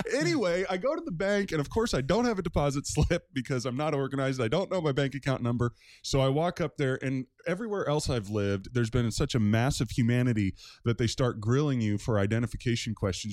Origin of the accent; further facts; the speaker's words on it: Maryland, United States; moved away as an adult; now in Newton, United States; I grew up in Maryland, probably about an hour, hour, fifteen minutes outside of Washington, D C